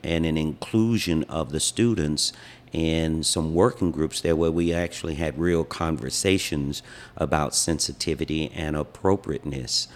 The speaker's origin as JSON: {"language": "English", "town": "Wilmington", "region": "North Carolina", "country": "United States", "tie": "born or raised there", "moved": "as an adult", "lives_now": "Hawaii, United States", "said": "I am from Wilmington, North Carolina, where I was born and raised"}